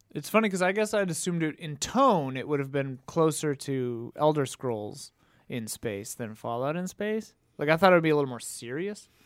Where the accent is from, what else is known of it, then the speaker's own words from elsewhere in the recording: Wisconsin, United States; growing up in Wisconsin where I did